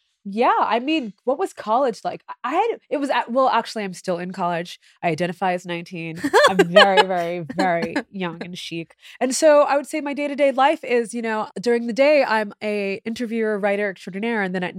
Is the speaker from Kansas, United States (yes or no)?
no; Massachusetts, United States; I grew up in Massachusetts. Yeah.